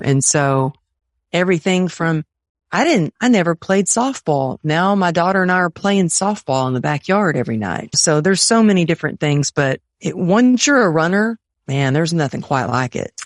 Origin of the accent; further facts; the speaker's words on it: Texas, United States; I grew up in Texas with my family